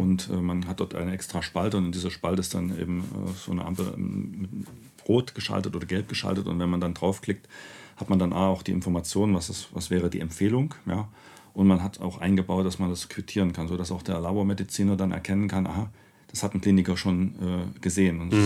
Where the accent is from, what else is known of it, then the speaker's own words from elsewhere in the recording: Vienna, Austria; komme ja nur aus Wien